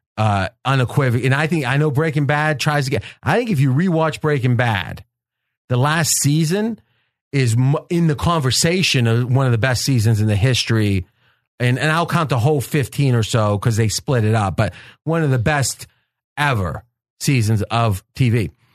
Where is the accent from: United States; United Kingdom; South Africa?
United States; across the river from Pittsburgh, Ohio; accent: Pittsburgh; moved away; I go back home around Pittsburgh most Christmases. I grew up in Ohio, but right across the river